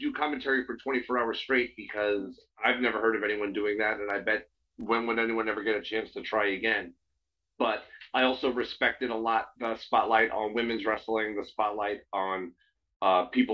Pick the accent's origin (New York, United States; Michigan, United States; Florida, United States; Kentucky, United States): New York, United States; near Queens; I grew up in near Queens, New York